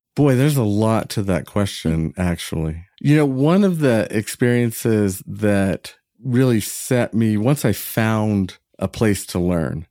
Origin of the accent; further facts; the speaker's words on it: Northern California, United States; I was from Northern California